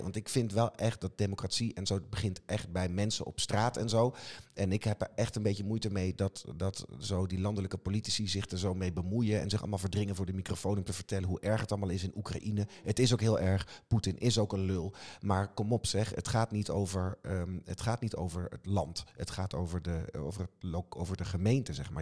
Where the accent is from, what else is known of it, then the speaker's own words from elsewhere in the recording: Wageningen, Gelderland, Netherlands; ik kom zelf uit Wageningen